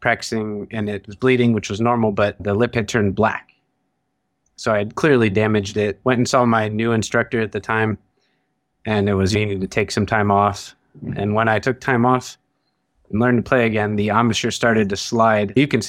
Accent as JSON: {"language": "English", "region": "Ohio", "country": "United States", "moved": "yes"}